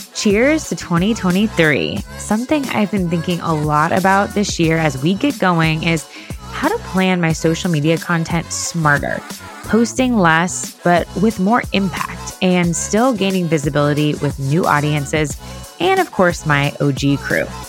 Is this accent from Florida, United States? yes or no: yes; Sarasota, Florida, United States; I'm from Sarasota, Florida